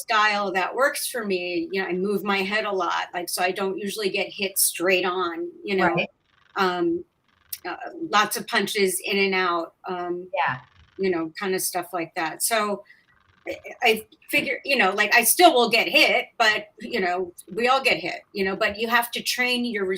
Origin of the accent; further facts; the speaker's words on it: Yonkers, New York, United States; we grew up in Yonkers, New York